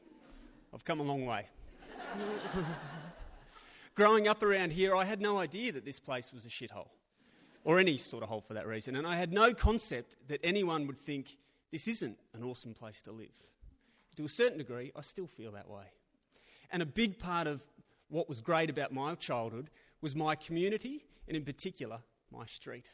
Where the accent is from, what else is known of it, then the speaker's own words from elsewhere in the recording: Canberra, Australian Capital Territory, Australia; we're from Belco